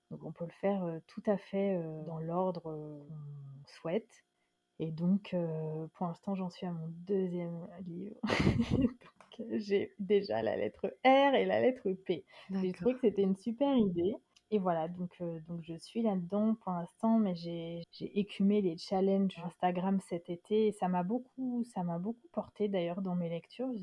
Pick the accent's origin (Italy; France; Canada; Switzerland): France; also born or lived in Dakar, Senegal; la France, c'est chez moi, c'est mon pays.